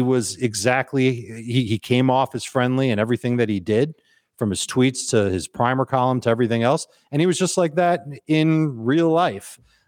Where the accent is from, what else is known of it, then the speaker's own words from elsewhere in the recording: Chicago, Illinois, United States; And like you, I'm from Chicago. I love football. I love Chicago style pizza.